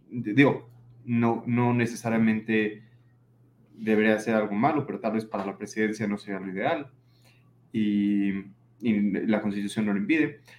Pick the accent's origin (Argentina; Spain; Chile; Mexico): Mexico; Es decir, yo soy mexicano